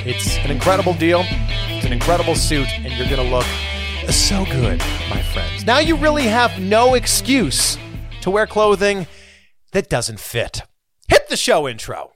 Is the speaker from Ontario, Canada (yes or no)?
yes; Pickering, Ontario, Canada; we both grew up very close to each other. I'm from Pickering